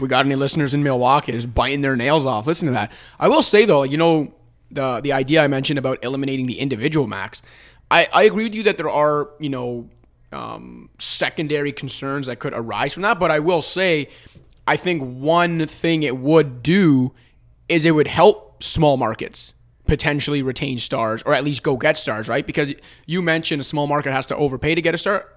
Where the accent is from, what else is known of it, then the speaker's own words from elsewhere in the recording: Toronto, Ontario, Canada; I'm from Toronto and have biases here